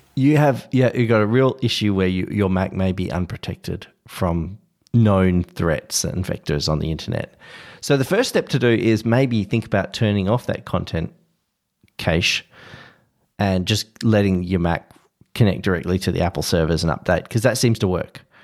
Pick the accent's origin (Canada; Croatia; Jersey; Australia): Australia; as an Australian